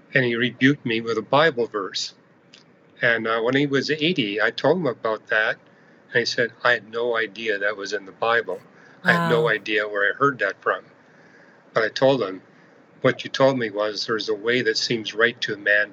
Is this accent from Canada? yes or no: yes; Canada; I'm an astrophysicist. I'm from Canada.